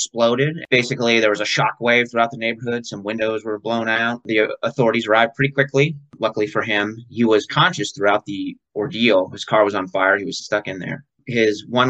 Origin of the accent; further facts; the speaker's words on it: Johnstown, Pennsylvania, United States; also born or lived in New York City; now in Maryland, United States; Actually was born in a town called Johnstown, PA